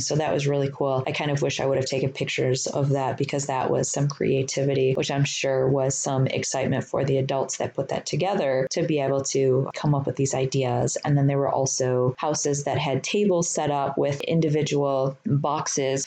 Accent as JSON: {"language": "English", "town": "Detroit", "region": "Michigan", "country": "United States", "tie": "born or raised there", "said": "I grew up in Detroit."}